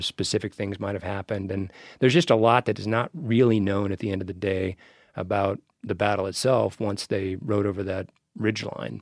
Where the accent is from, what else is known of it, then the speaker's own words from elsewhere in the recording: Wyoming, United States; moved away as an adult; also born or lived in Geneva; now in Missoula, United States; I was born and raised in Wyoming